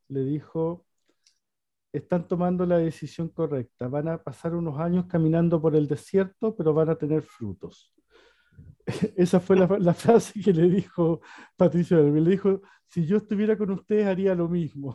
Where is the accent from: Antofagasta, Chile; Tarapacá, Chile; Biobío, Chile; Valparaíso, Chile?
Antofagasta, Chile; Chuquicamata; moved away as an adult; now in Santiago, Chile; Soy antofagastino, chuquicamatino de nacimiento